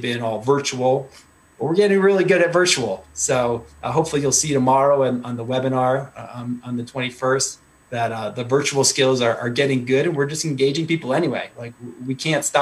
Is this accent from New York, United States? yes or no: no; Connecticut, United States; moved away as an adult; also born or lived in Guatemala / Alaska / Washington, D.C. / Washington State; now in New Hampshire, United States; I grew up in Connecticut. So I do have the New England roots